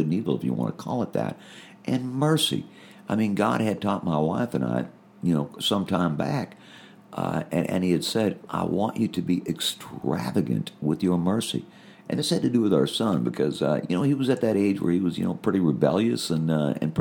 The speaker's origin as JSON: {"language": "English", "country": "United States", "said": "being an American"}